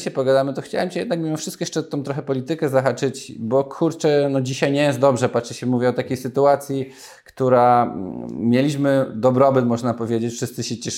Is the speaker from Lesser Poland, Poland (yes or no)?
yes; Nowy Sącz, Lesser Poland, Poland; Ja nawet gdzieś tam pochodzę z Nowego Sącza